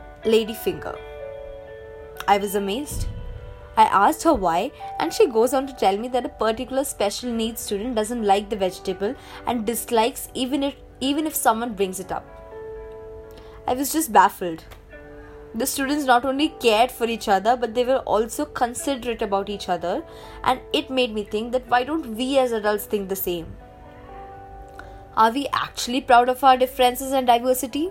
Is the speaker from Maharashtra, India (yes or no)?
no; Delhi, India; Growing up in Delhi, I remember parading with my friends for Kanchak Puja